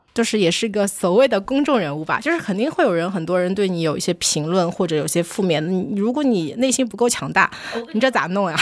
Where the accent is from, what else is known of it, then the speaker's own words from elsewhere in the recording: China; 我在中国长大